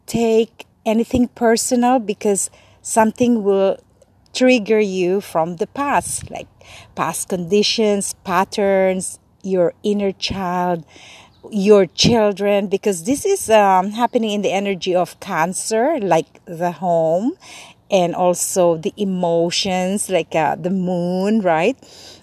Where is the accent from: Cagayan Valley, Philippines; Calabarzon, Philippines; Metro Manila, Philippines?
Metro Manila, Philippines; Manila; moved away as an adult; now in Los Angeles, United States; I grew up in Manila for 17 years and now in LA. I migrated here when I was 17.